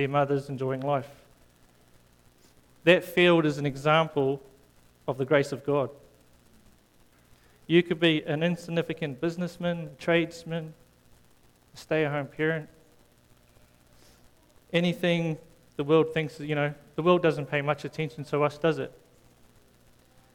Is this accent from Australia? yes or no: no; South Africa; moved away; when I came from South Africa